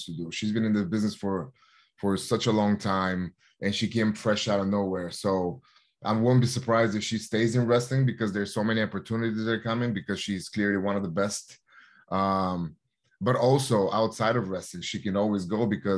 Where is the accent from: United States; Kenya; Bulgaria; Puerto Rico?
Bulgaria; Plovdiv, Plovdiv Province; moved away; my hometown in Plovdiv, Bulgaria, which is the sixth oldest living city in Bulgaria.